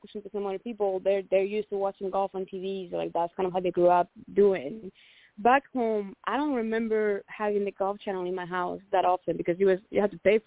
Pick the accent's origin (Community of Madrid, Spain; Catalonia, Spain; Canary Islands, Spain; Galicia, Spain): Galicia, Spain; Santiago de Compostela; moved away as an adult; now in United States; my home country of Spain